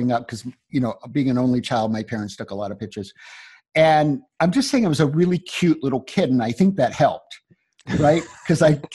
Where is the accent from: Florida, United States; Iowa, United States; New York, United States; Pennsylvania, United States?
Florida, United States; now in Denver, United States; I grew up in Florida